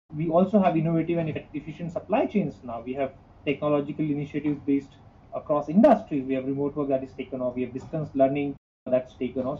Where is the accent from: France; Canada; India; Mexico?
India; moved away as an adult; also born or lived in Mumbai, India / Tokyo, Japan / Singapore; I'm originally from from India